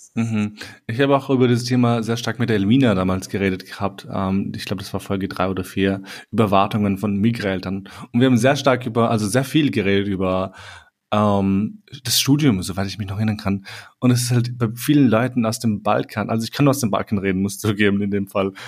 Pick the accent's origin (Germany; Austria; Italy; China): Austria; in Österreich geboren zu sein